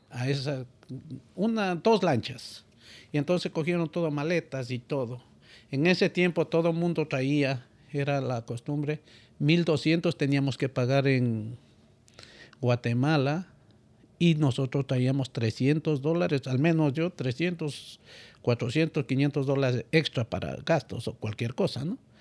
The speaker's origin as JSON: {"language": "Spanish", "country": "Ecuador", "moved": "as an adult", "lives_now": "United States", "said": "al venir de Ecuador para acá"}